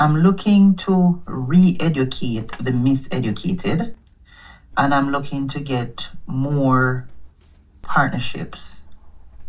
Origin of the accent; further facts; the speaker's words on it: Jamaica; now in Canada; I'm from Jamaica